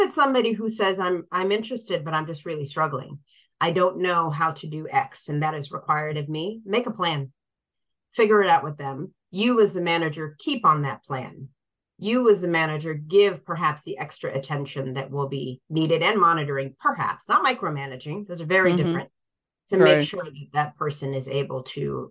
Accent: Sierra Leone; moved away; I was born in Sierra Leone

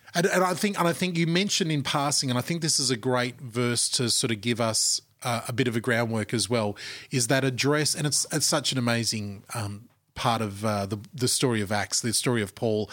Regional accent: Australia; our shared national culture, which is mm. Australia

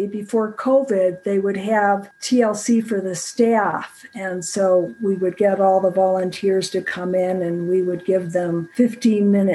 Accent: Rochester, New York, United States; moved away as an adult; also born or lived in Florida; now in Colorado, United States; I'm from Rochester, New York

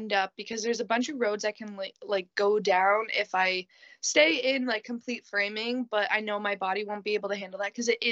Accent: Ontario, Canada; I'm Canadian

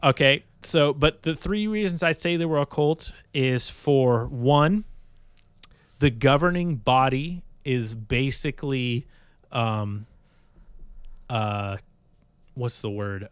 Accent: Bay Area, California, United States; now in Iowa, United States; growing up in the Bay Area, California

